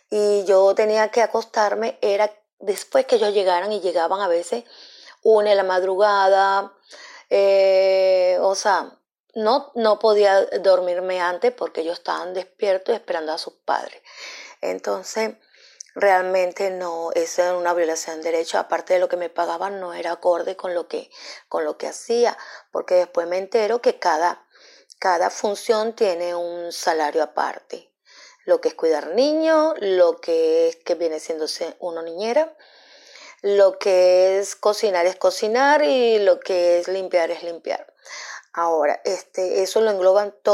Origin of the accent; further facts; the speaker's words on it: Venezuela; Yo soy una profesional que vengo de Venezuela.